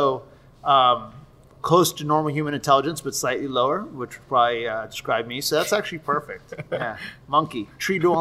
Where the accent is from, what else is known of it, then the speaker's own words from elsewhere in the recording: Miami, Florida, United States; also born or lived in North Carolina; I was a decent high school student growing up in Miami, moved to North Carolina for a few years, followed my dad's job, came back to Miami, graduated from Sunset High School